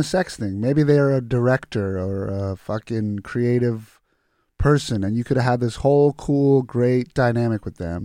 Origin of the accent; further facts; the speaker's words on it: United States; also born or lived in Croatia (ancestry); I was born here